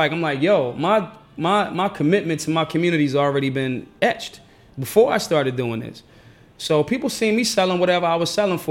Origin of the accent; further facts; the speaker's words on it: United States; I'm an American.